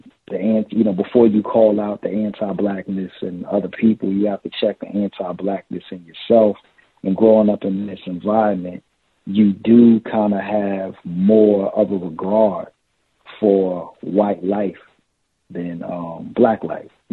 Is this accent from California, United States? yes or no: no; Newark, New Jersey, United States; I'm from Newark, New Jersey